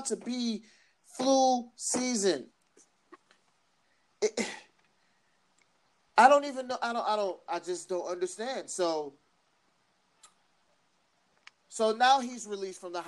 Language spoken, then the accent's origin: English; United States; I'm American